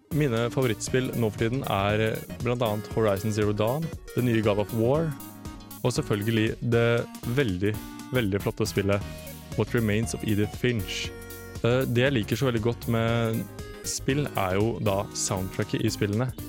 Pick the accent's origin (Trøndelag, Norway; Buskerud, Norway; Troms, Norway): Buskerud, Norway; Drammen; moved away as an adult; now in Trondheim, Norway; Jeg er fra Drammen og går nå på Fotofagskolen her i Trondheim